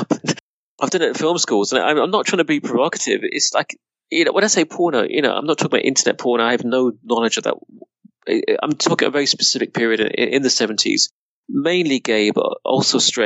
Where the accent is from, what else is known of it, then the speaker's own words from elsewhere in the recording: Reading, South East England, United Kingdom; moved away; also born or lived in Budapest / London; growing up in Reading